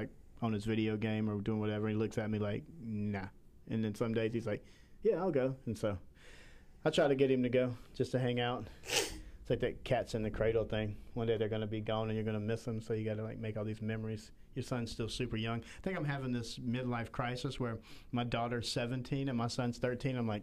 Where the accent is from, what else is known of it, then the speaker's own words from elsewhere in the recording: Southern Alabama, United States; moved away; I'm from Southern Alabama